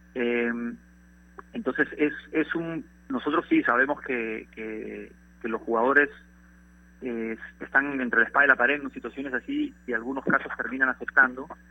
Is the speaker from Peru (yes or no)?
yes; Peru; como peruano